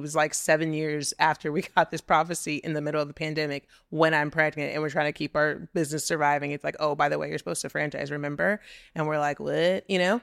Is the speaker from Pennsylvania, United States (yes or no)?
no; Texas City, Texas, United States; moved away as an adult; also born or lived in New York; I'm from Texas City, Texas. I graduated with eighteen people in my senior class.